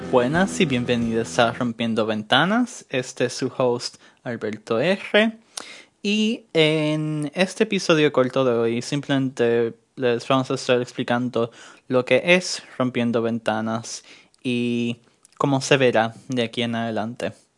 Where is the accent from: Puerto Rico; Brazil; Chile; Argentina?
Puerto Rico; also born or lived in New York; now in Germany; soy estudiante boricua en Alemania. Fui criado en Puerto Rico y nació en Nueva York